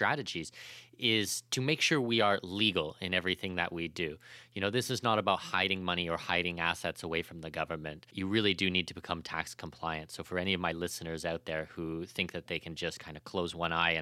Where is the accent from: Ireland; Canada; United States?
Canada; moved away as an adult; also born or lived in Australia / Middle East; now in United Arab Emirates; I'm Canadian, you know, and I lived in Australia